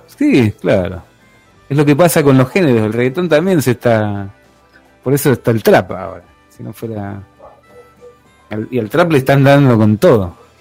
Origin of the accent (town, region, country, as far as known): Argentina